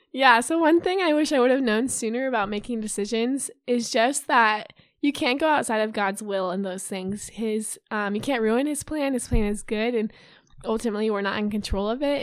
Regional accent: Urbandale, Iowa, United States; I'm from Urbandale, Iowa. I graduated from Urbandale High School

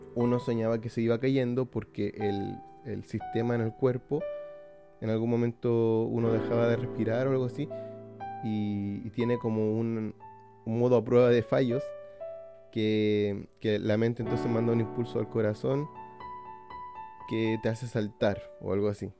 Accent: Iquique, Tarapacá, Chile; la ciudad de Iquique, de donde soy yo

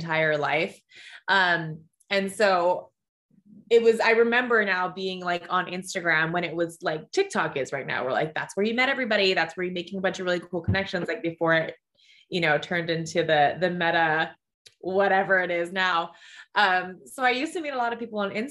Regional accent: Hawaii, United States; I was born and raised in Hawaii, a small town girl living her like big city, big girl dreams

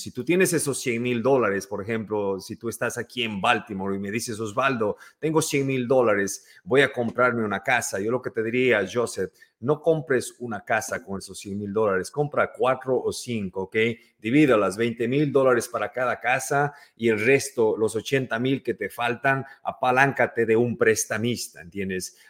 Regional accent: Ecuador; moved away as an adult; now in New York, United States; yo soy ecuatoriano

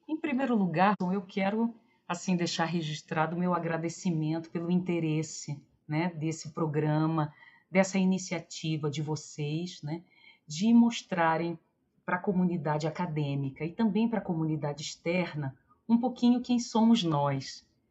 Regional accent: Rio de Janeiro, Brazil; eu era uma menina ali do subúrbio do Rio, de Olaria, de Ramos, eu nasci em Bom Sucesso

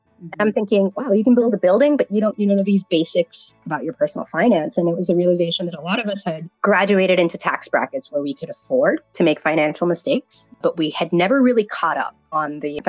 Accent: the South, United States; he's a first gen, I'm first gen, and we're both from the South. So there wasn't very many of us on the campus.

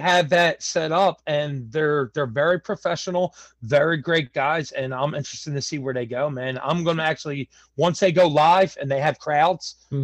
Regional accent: Philadelphia, Pennsylvania, United States; I'm from Philadelphia, Pennsylvania, born and raised in South Philadelphia

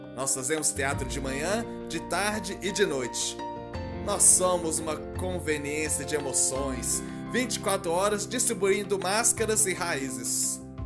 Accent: Minas Gerais, Brazil; accent: mineiro; como sou mineiro, tem toda essa coisa do sotaque, apesar de que eu não sei se eu tenho realmente esse sotaque

